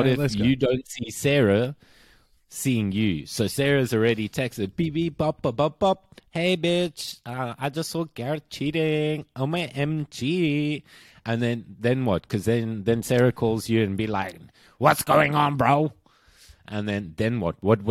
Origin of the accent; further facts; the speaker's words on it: South Africa; moved away; I'm South African